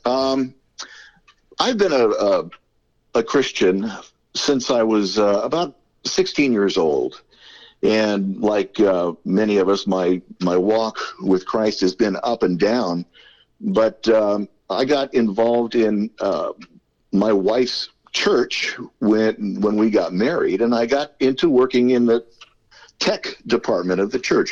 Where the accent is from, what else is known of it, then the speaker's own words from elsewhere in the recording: Southern California, United States; I'm a native California. I was born here a, a, long, long time ago in a, galaxy far, far away. But uh, yeah, I grew up here in, in Southern California.